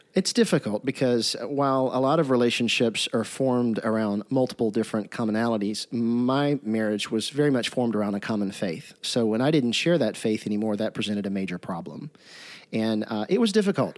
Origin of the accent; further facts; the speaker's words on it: Jackson, Mississippi, United States; I'm from Jackson, Mississippi